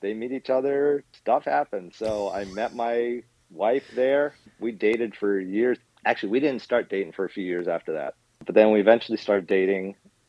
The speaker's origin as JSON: {"language": "English", "town": "Bowie", "region": "Maryland", "country": "United States", "tie": "born or raised there", "said": "So I grew up in Bowie, Maryland, right in the middle of Maryland. So Baltimore, Washington, Annapolis, all in the middle of it."}